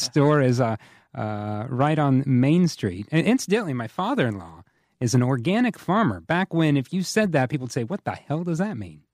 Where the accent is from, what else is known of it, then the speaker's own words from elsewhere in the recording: Whitewater, Indiana, United States; I grew up in Whitewater, which is just outside of Bethel